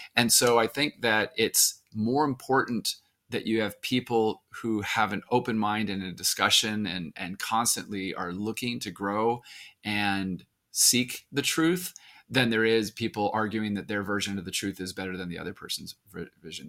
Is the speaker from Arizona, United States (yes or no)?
yes; Arizona, United States; I grew up in Arizona